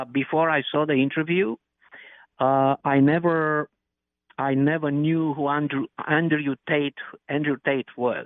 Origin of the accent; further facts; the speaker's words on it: Romania; now in United States; I was born in Romania